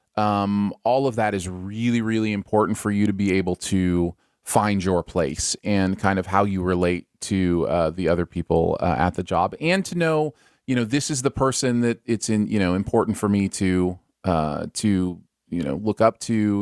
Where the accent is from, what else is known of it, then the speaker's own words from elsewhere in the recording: Michigan, United States; now in Missouri, United States; I grew up in Michigan